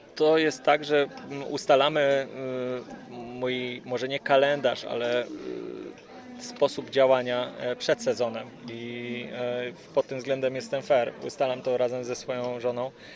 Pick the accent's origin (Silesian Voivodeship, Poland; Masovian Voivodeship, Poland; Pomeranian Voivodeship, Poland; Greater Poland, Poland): Silesian Voivodeship, Poland; Ustroń; niedaleko mojego rodzinnego miasta Ustroń